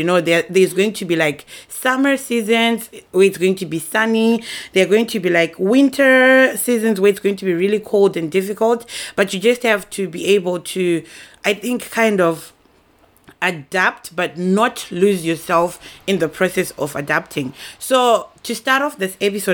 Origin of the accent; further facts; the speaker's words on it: Zimbabwe; now in Japan; I am a young lady based in Japan. I'm originally from Zimbabwe